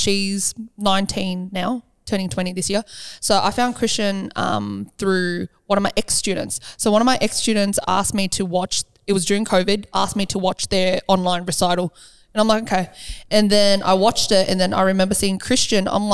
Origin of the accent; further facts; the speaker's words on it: Sydney, New South Wales, Australia; I was born in Liverpool Hospital